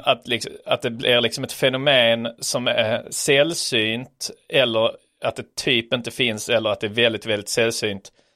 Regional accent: Sweden; som svensk

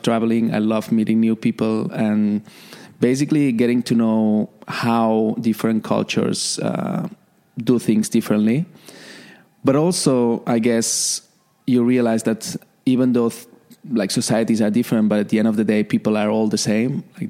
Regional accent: Barcelona, Catalonia, Spain; moved away as an adult; also born or lived in Canada / Sydney, Australia / London, United Kingdom; now in Dubai, United Arab Emirates; originally from Barcelona

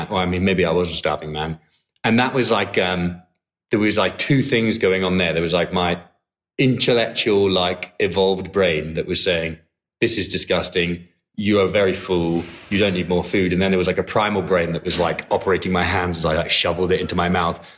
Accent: Edinburgh, Scotland, United Kingdom; moved away as an adult; now in Hong Kong; I'm from Edinburgh.

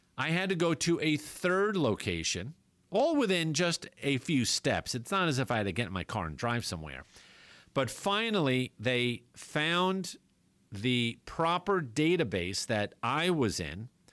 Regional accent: New York, United States; moved away; growing up in New York

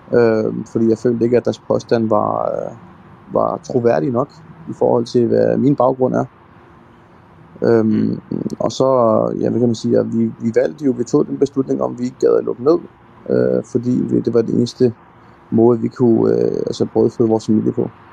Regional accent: Denmark; born or raised there

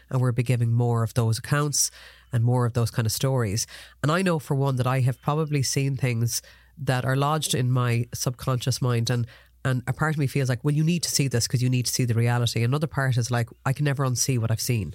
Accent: Ireland; as Irish people

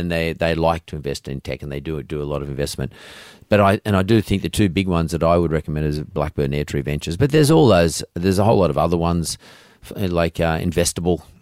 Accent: Sydney, New South Wales, Australia; I'm Aussie, I'm from Sydney

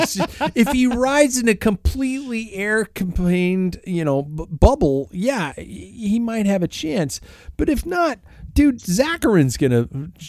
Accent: United States; I'm an American, damn it.

